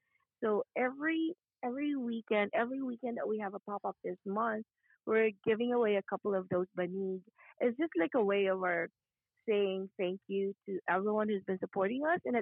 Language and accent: English; Bicol Region, Philippines; now in Atlanta, United States; I'm from Bicol